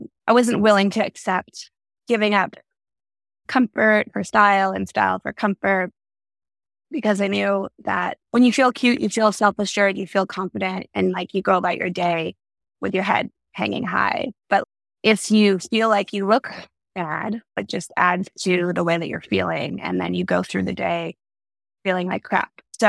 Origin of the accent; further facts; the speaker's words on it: Vancouver, British Columbia, Canada; moved away as an adult; also born or lived in Los Angeles, United States; I grew up in Canada, Vancouver, and went to university there.